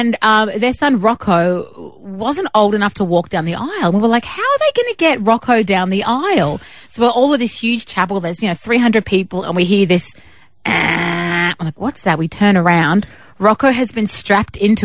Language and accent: English; Philippines; also born or lived in Lebanon; now in Australia; I am Lebanese Australian, but I grew up in the Philippines